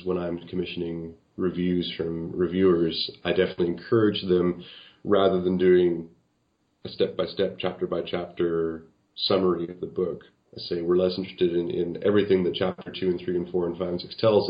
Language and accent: English; Canada; as a Canadian